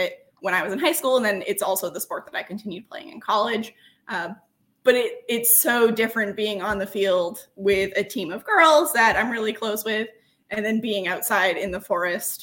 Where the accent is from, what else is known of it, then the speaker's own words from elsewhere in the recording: Massachusetts, United States; moved away as an adult; also born or lived in Maine; now in Alaska, United States; I was born in Maine, and then we moved out of Maine, and my parents, when I was about six, settled in Massachusetts, so most of my growing up was in Massachusetts